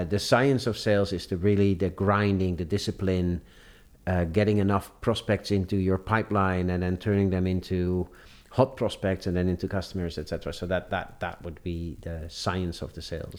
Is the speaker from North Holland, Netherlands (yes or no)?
yes; Amsterdam, North Holland, Netherlands; I grew up in Amsterdam. I did all my studies in Amsterdam.